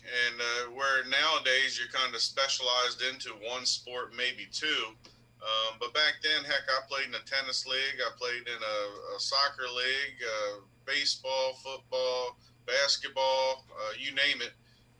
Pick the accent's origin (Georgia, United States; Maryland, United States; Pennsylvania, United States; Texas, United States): Maryland, United States; Cambridge; also born or lived in Woolford, Maryland; I grew up in Cambridge, born and raised. My parents moved down to Wolford, which is about 10 miles outside of Cambridge, when I began high school. But born and raised in the area